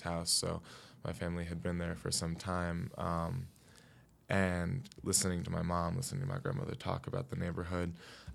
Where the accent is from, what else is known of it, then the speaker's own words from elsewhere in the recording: New York City, New York, United States; I grew up here in Brooklyn